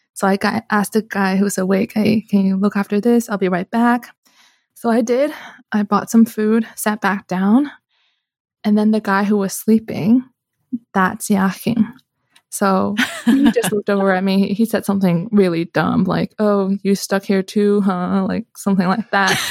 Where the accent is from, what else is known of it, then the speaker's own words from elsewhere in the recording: Canada; moved away as an adult; now in Switzerland; I'm Canadian, right? So I was studying in Canada at the time